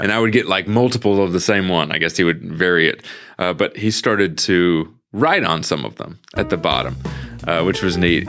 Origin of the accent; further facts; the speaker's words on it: St. Louis, Missouri, United States; growing up in Saint Louis, I was walking to the post office ev-, every day